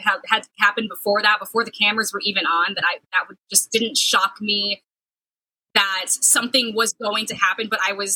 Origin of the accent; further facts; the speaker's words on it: Sacramento, California, United States; moved away as an adult; also born or lived in Los Angeles, United States / Sioux City, Iowa, United States; now in Wisconsin, United States; I grew up in Sacramento